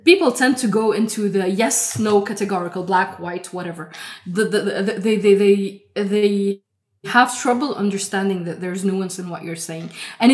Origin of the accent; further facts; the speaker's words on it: Lebanon; I grew up in Lebanon